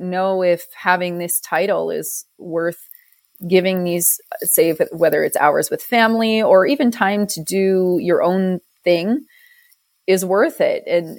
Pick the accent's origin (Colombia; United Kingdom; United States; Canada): Canada; Banff, Alberta; We say Canada. "Okay, which part of Canada?" Say Calgary. And they, they'd kind of be like, "Okay." And I'd say Banff.